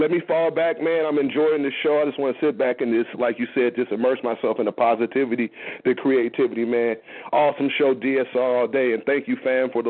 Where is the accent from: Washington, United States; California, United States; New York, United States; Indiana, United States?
California, United States; It's right here in my hometown, the biggest county in this country.